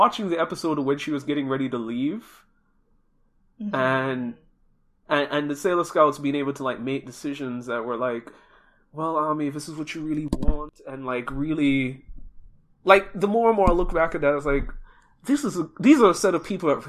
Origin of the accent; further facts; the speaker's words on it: Jamaica; moved away; also born or lived in Japan; I'm originally from Jamaica